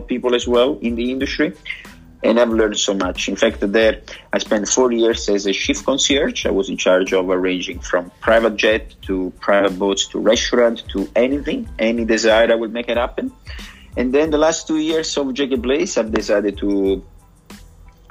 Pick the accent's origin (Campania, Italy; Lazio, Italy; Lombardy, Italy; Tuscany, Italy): Campania, Italy; Sorrento; English is a second language; moved away as an adult; also born or lived in Pompeii / Australia; now in Cabarita, Australia; I'm born in Pompeii, but I grew up on the Sorrento coast, Sorrento, Pompeii.